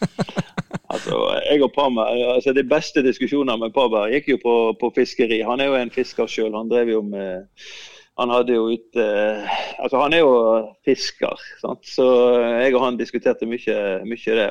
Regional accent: Sotra, Vestland, Norway; jeg kom jo fra Sotra. Far, bestefar min var jo fisker

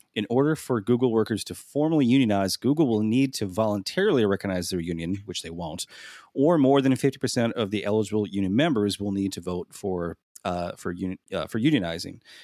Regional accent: Midwest, United States; I'm from the Midwest

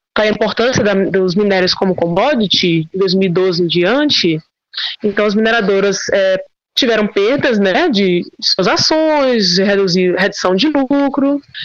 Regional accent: Piauí, Brazil; sou piauiense

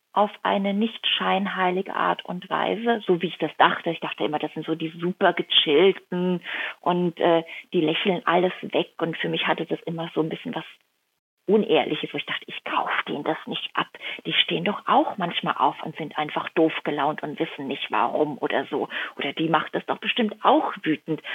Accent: Rhineland-Palatinate, Germany; also born or lived in Kuhardt; now in Hamburg, Germany; in die Pfalz komme, in meine Heimat, in die Dörfer, wo meine Großeltern leben, wo meine Mama lebt

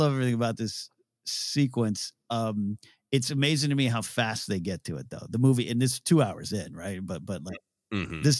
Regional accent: Rio Grande, Ohio, United States; We had in my hometown in the village of Rio Grande, there's a swinging bridge. It's much more stable than this one.

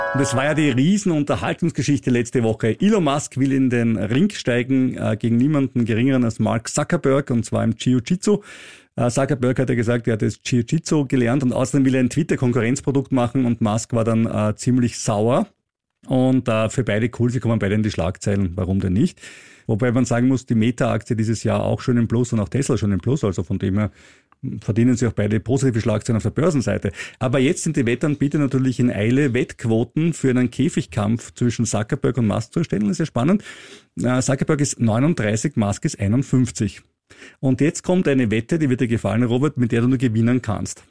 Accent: Austria; ich als Österreicher

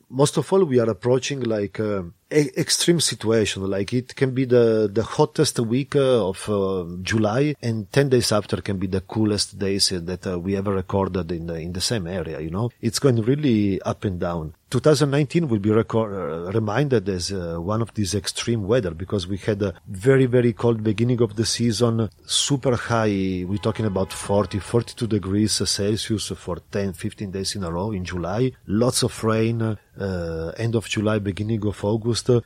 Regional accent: Turin, Piedmont, Italy; also born or lived in Barbaresco; I grew up in Torino

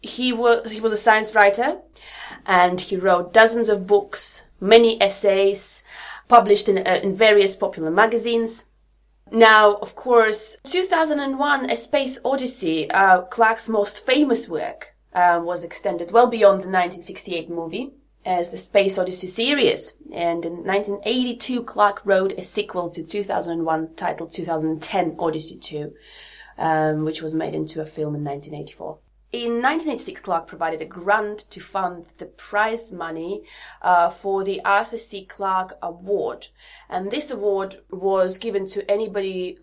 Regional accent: Latvia; moved away; I'm from Latvia.

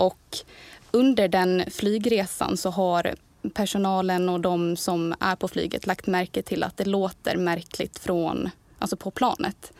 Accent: Borlänge, Dalarna County, Sweden; moved away as an adult; also born or lived in Kalmar; kommer ju från Borlänge

